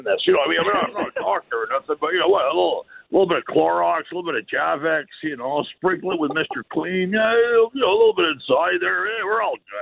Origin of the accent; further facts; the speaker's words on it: Canada; moved away as an adult; now in Los Angeles, United States; a Canadian living in La La Land